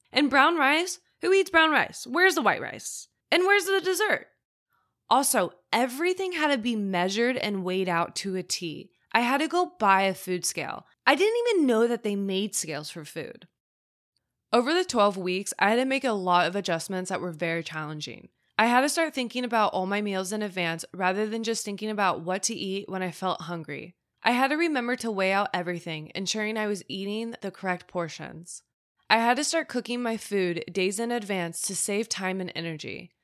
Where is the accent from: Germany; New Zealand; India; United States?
United States; Midwest; I grew up in the Midwest